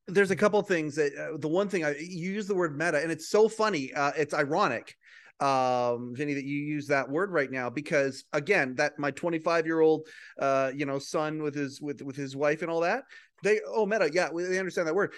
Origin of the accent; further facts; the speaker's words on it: Western Canada, Canada; I'm a guy from Western Canada